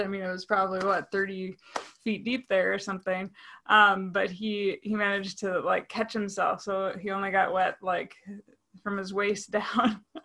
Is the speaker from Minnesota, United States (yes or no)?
yes; Saint Paul, Minnesota, United States; I grew up in Saint Paul, Minnesota